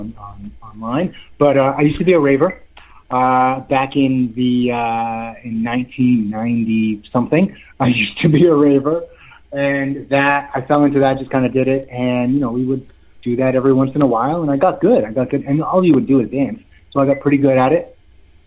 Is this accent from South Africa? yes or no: no; Vancouver, British Columbia, Canada; moved away as an adult; also born or lived in Europe; now in Las Vegas, United States; I'm from Vancouver, Canada